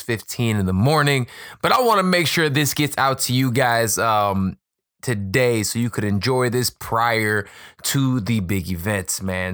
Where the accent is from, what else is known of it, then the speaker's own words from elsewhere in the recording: Chicago, Illinois, United States; right here in my hometown of Chicago